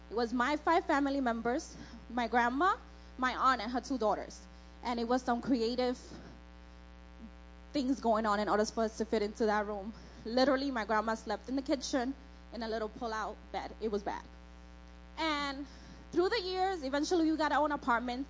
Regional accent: New York, United States; born or raised there; also born or lived in Dominican Republic

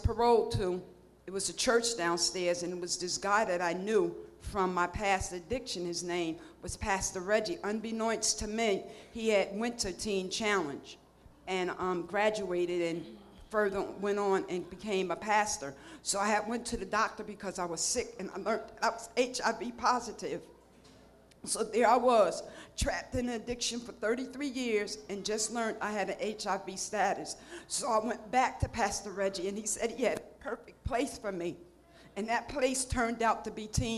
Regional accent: New Jersey, United States; I'm from New Jersey

